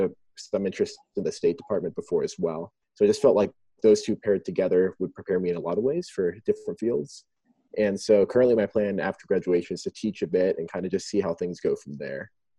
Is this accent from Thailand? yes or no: yes; Chiang Mai, Thailand; moved away as an adult; I am from the States, but I was born and raised in Thailand. I was born in a little town called Chiang Mai and spent my life all overseas until Baylor.